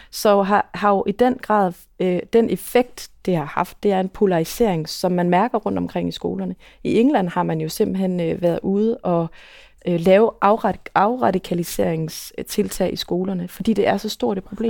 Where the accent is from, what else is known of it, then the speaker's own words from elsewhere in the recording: Aarhus, Central Denmark Region, Denmark; nu er jeg for eksempel fra Aarhus